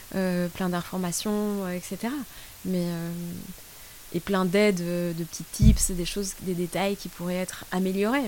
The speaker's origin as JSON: {"language": "French", "country": "France", "also_born_or_lived": "Brussels, Belgium / India", "moved": "yes", "lives_now": "Colombia", "said": "je suis française"}